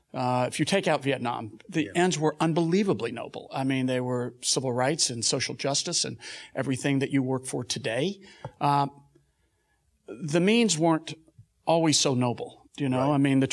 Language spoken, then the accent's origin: English; Texas, United States; I'm from Texas.